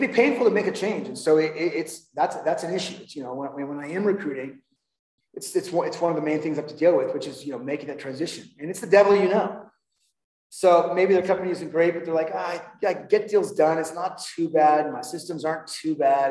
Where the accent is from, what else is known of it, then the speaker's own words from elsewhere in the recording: Huntington Beach, California, United States; moved away as an adult; now in Denver, United States; I, I grew up in Huntington Beach, California, and uh, lived there most of my life.